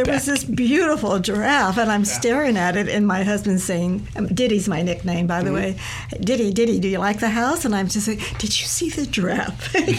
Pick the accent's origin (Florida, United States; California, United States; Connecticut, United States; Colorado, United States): California, United States; San Francisco; moved away as an adult; now in Sonoma County, United States; I grew up in San Francisco. I was born and raised in San Francisco, but every single summer we spent in Sonoma County since I was 5 years old.